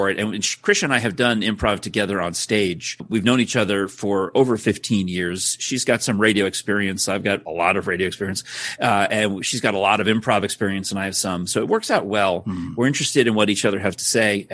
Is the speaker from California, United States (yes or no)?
no; New York, United States; I grew up in New York